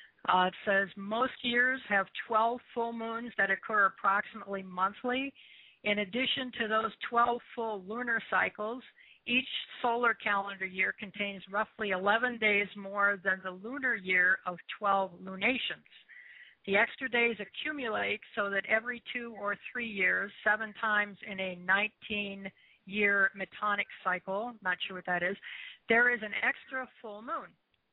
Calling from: Columbus, Ohio, United States; I'm calling from Columbus, Ohio.

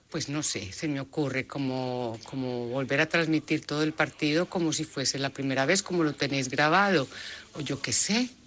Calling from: Málaga, Andalusia, Spain; que os llamo desde Málaga. …, que estoy aquí encerradita en casa con mi niña.

